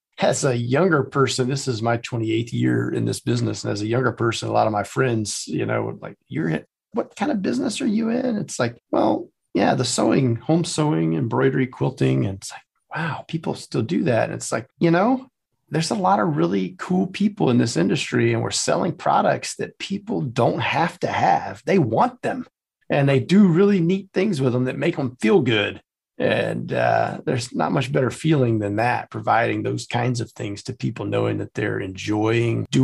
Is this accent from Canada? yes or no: no; South Louisiana, United States; now in Atlanta, United States; I am from South Louisiana, but no, we're outside of Atlanta.